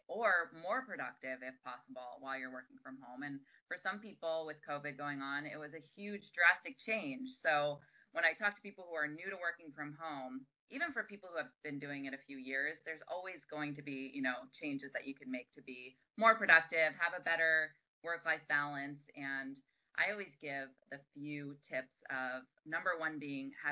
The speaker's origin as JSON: {"language": "English", "region": "New York", "country": "United States", "moved": "as an adult", "said": "I was living on the East Coast. I'm from New York"}